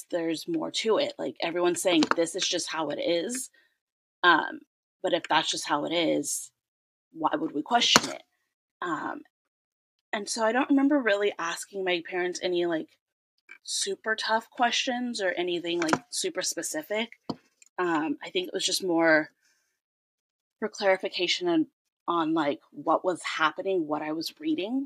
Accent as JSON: {"language": "English", "region": "California", "country": "United States", "tie": "born or raised there", "said": "I'm born and raised in California"}